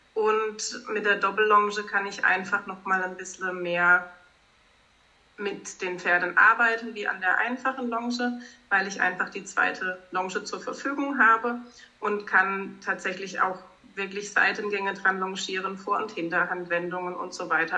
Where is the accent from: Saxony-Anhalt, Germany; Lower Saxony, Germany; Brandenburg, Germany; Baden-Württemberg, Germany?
Baden-Württemberg, Germany; Baden-Baden; Ich komme aus Baden-Baden, habe dort auch einen Kutschbetrieb